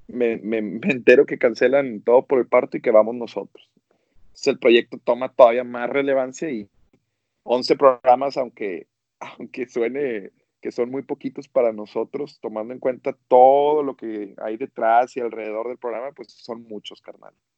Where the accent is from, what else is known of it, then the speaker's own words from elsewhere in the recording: Monterrey, Nuevo León, Mexico; como buenos regios que somos